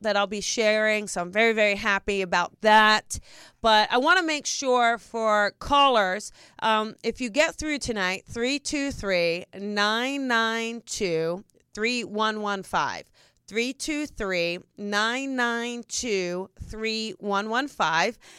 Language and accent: English; New Jersey, United States; I'm from New Jersey